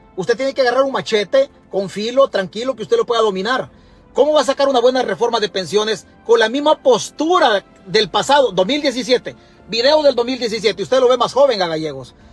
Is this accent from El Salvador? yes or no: yes; El Salvador; Nosotros en El Salvador